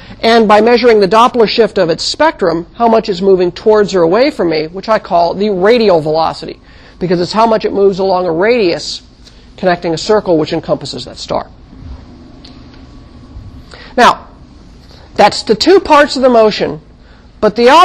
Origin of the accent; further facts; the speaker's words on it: Midwest, United States; also born or lived in Kansas / Missouri; now in California, United States; I didn't actually live in California all my life. I grew up in the Midwest, and I lived in Kansas and Missouri for a while as a very young child